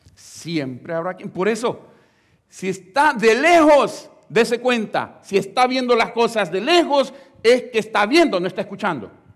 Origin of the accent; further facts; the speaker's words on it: El Salvador; la iglesia donde nosotros venimos del Salvador